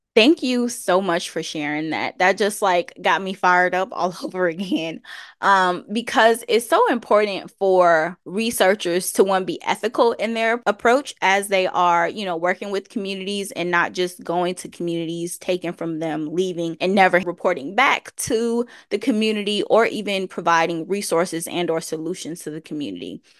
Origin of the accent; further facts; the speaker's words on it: Chicago, Illinois, United States; I was, uh, born and raised on the South Side of Chicago